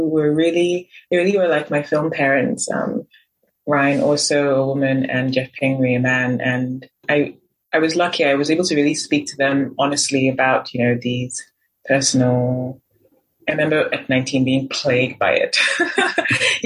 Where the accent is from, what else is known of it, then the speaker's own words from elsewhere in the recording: Nigeria; growing up in Nigeria, having Nigerian family